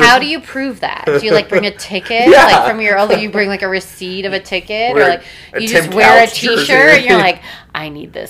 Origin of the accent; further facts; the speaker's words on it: Denver, Colorado, United States; Like, every time I tell someone I'm from Denver, they're like, oh, like, how's the weed?